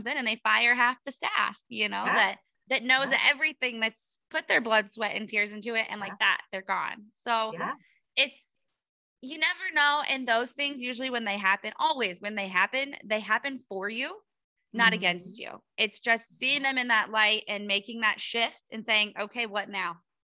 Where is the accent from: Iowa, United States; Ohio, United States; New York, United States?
Iowa, United States; So we're from Iowa and we're not going to the Iowa Expo, Iowa Beef Expo